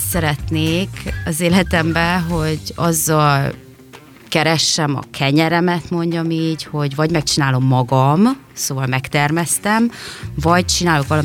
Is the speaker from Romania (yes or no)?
yes; Târgu Mureș, Mureș County, Romania; moved away as an adult; also born or lived in Germany / Canary Islands; régenben születtem, és itt nőttem fel vásárhelyen